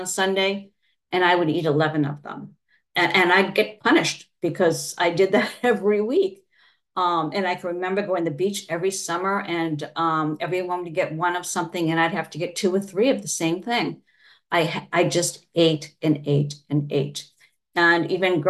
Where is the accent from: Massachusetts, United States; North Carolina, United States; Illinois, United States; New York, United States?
Massachusetts, United States; I'm from Massachusetts